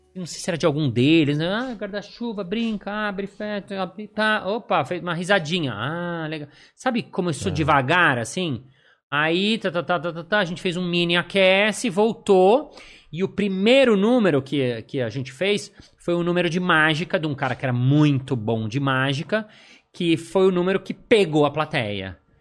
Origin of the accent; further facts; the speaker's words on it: Brazil; eu sou do Brasil